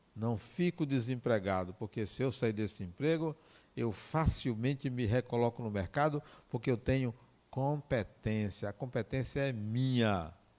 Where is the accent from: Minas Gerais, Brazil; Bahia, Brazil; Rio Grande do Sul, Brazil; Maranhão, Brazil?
Bahia, Brazil; Acajutiba; eu nasci em Acajutiba